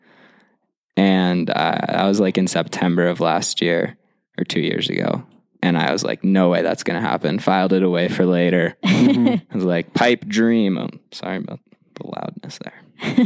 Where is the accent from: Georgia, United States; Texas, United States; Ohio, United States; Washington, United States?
Georgia, United States; Atlanta; moved away as an adult; also born or lived in Hanover, New Hampshire; now in Mammoth Lakes, United States; I grew up in Atlanta, Georgia